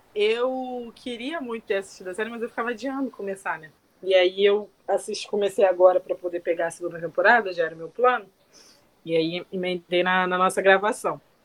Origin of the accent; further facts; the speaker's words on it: Rio de Janeiro, Brazil; a gente é carioca